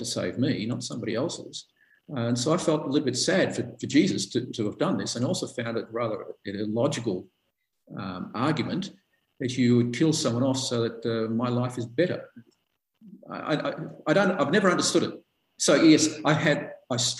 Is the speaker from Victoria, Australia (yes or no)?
yes; Melbourne, Victoria, Australia; I was born in Melbourne